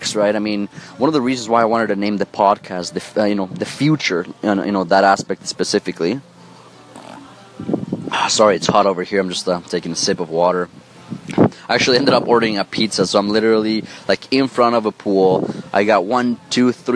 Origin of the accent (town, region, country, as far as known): Mexico City, Mexico; born or raised there